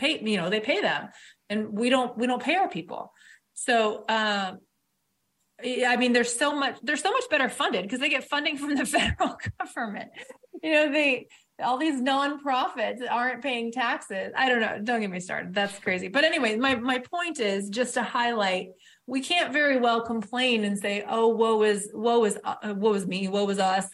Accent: Detroit, Michigan, United States; I was born in Detroit

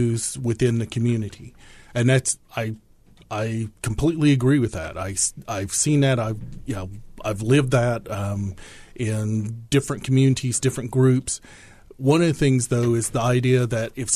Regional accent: southeastern Kentucky, United States; also born or lived in Langston, Oklahoma; I was born in Oklahoma, grew up in southeastern Kentucky.

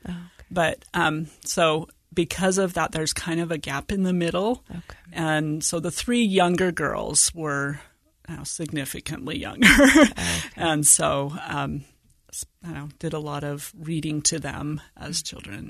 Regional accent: Washington, United States; also born or lived in Virginia; And so I was born in Virginia and spent my elementary and junior high years in rural northeastern Washington, about 60 miles north of Spokane, about 40 miles south of the Canadian border.

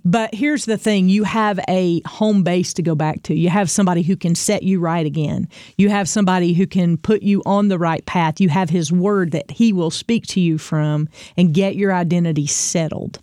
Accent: the Bible Belt, United States; we grew up in the Bible Belt, especially if you're, you're from here.

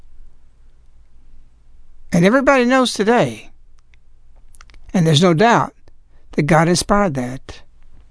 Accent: United States; I'm an American

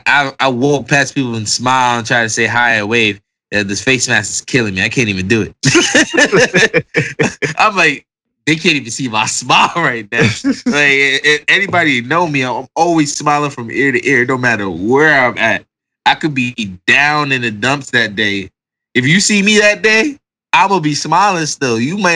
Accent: Jamaica; All right, so being in Jamaican, all right. You know, my household was strict.

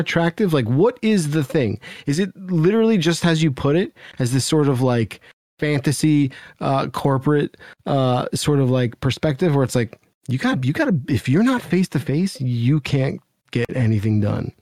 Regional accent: New Jersey, United States; I grew up in New Jersey

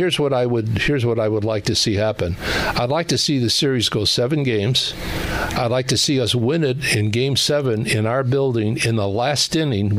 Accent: Chicago, Illinois, United States; now in Phoenix, United States; Growing up in the Chicago area, where as a kid before TV, we listened to all the baseball games on radio.

